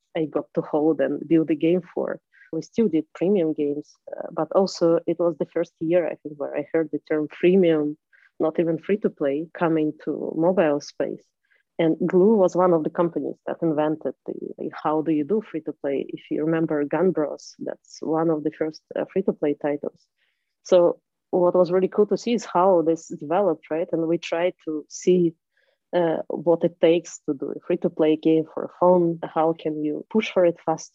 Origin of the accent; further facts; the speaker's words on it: Moscow, Russia; I am from Moscow, from Russia, and that's been a city where the industry was very developed even when I was younger